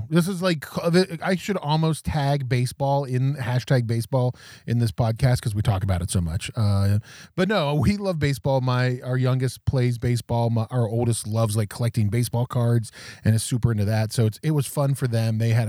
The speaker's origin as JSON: {"language": "English", "region": "Mid-Atlantic", "country": "United States", "moved": "yes", "lives_now": "Massachusetts, United States", "said": "I'm from the Mid-Atlantic originally."}